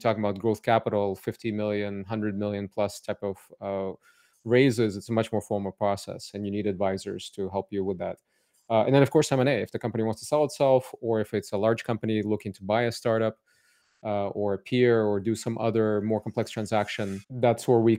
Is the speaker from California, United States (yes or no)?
yes; Cupertino, California, United States; also born or lived in Odessa, Ukraine; So I was born in Odessa, Ukraine. It was Soviet Union then, and my family immigrated to Silicon Valley, San Francisco first, and then I grew up in Cupertino. So I've been here since the age of eight in California.